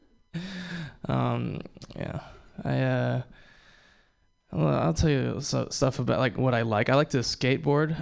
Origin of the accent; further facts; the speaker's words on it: Hawaii, United States; I was born and raised in Hawaii